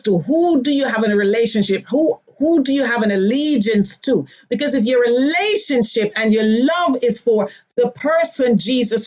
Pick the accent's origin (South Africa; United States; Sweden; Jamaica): Jamaica; moved away; Born in Jamaica.